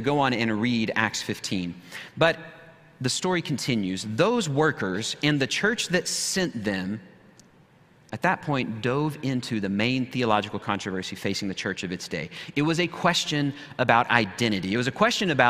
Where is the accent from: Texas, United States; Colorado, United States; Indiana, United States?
Texas, United States; Wichita Falls; moved away as an adult; also born or lived in Burkina Faso; I grew up outside of Shepherd Air Force Base, just up the road in Wichita Falls, Texas